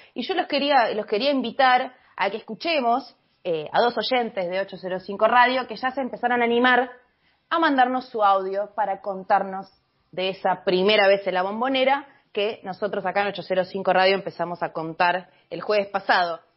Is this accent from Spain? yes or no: no; Argentina; Como argentina y como bostera